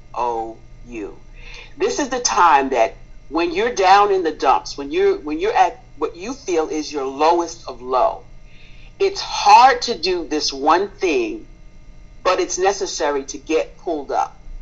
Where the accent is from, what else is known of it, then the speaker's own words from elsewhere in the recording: Spring Valley, New York, United States; moved away as an adult; now in Hampton, United States; I am originally from New York State, a little small town called Spring Valley, 45 minutes northwest of New York City, Manhattan